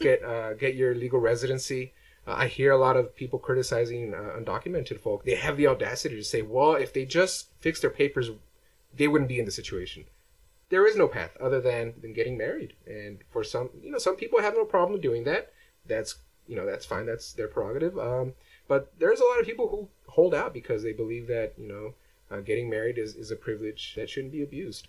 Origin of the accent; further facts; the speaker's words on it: Los Angeles, California, United States; I grew up in Echo Park uh, when I was uh, starting about five years old